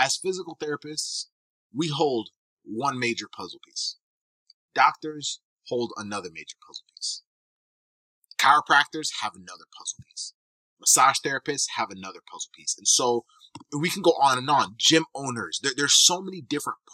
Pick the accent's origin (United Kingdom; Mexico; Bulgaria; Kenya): Kenya; also born or lived in Michigan, United States; now in Tampa, United States; I'm actually originally from East Africa. I was born in Kenya, came to the U.S. in 2000, and from there I lived in Michigan for a number of years